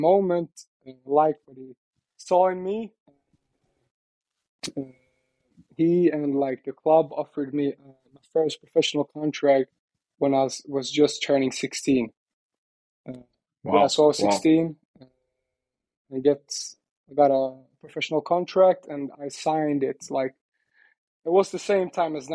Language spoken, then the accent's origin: English; Gothenburg, Västra Götaland, Sweden; moved away as an adult; now in Stockholm, Sweden; I'm from Gothenburg, a city in Sweden, where I grew up with my mom and dad